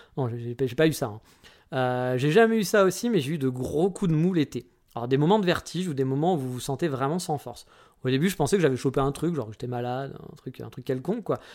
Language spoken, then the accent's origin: French; France; also born or lived in south of France; now in Japan; chez nous en France